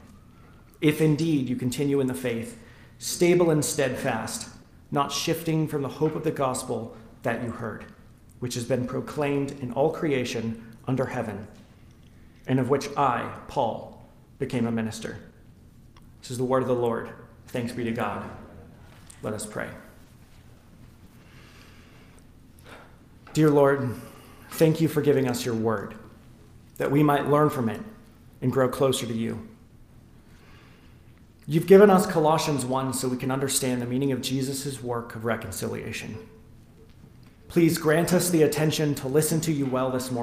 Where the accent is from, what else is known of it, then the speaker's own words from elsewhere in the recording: Western Washington State, United States; also born or lived in Nashville, Tennessee; when I was about 8 years old, my family moved to Western Washington State